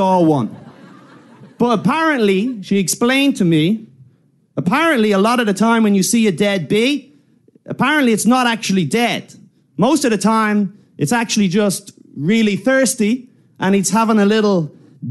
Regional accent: Ireland; I'm from Ireland

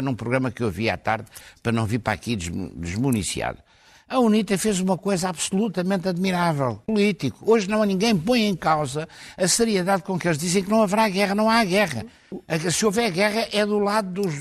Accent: Portugal; foi como português, português que conhece um pouco Angola

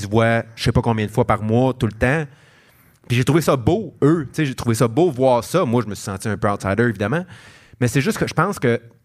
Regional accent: Montreal, Quebec, Canada; en tant que Montréalais

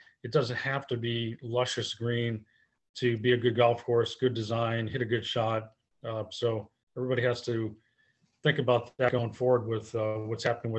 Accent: New England, United States; I remember growing up in New England, you used to play courses different in April, May, when it came out of the winter.

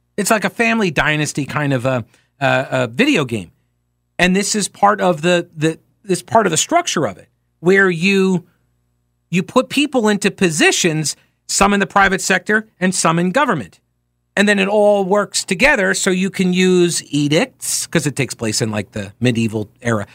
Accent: New York, United States; I'm from New York

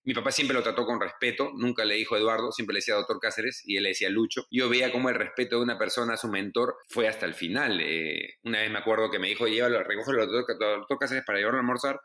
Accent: Lima, Peru; mi época lo más difícil en Lima era la Cayetano

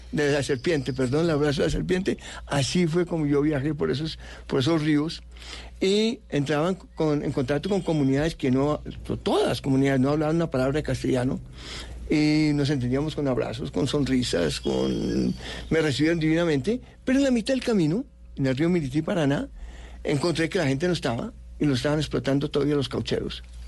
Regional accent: Bogotá, Colombia; also born or lived in United States / Europe; Así llegamos y vivimos, yo viví eh, hasta los 19 años dentro del campus

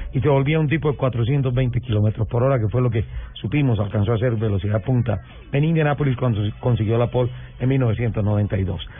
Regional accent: Colombia; soy colombiano

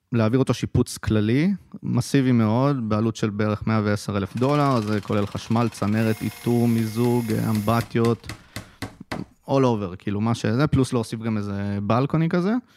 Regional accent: Haifa, Haifa District, Israel; גרתי כל חיי בחיפה, למדתי בחיפה, שירתתי בחיפה, חיפאי בנשמה

